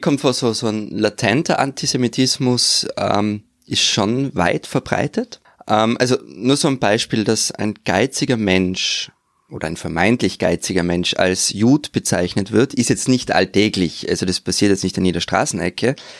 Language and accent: German; Austria; wie wir bei uns in Österreich